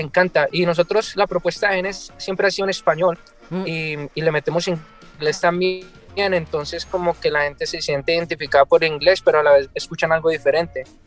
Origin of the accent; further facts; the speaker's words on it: Colombia; also born or lived in California; now in Seattle, United States; yo soy de Colombia